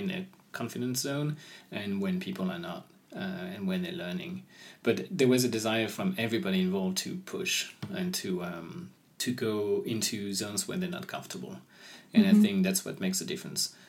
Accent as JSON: {"language": "English", "town": "Lyon", "region": "Auvergne-Rhône-Alpes", "country": "France", "tie": "born or raised there", "also_born_or_lived": "Copenhagen", "moved": "yes", "said": "I grew up in Lyon"}